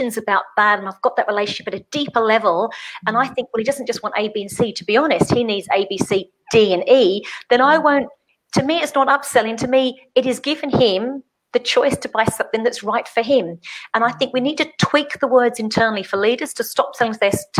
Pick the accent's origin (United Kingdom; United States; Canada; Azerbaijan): United Kingdom; England; I'm English